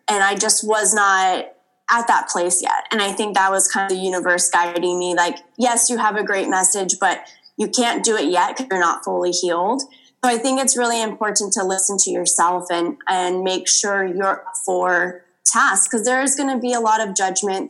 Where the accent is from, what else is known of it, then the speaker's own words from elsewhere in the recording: Los Angeles, California, United States; born and raised in Los Angeles